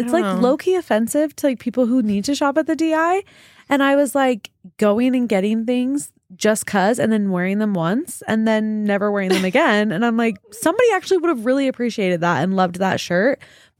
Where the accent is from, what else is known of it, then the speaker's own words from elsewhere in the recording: Draper, Utah, United States; I grew up in Draper.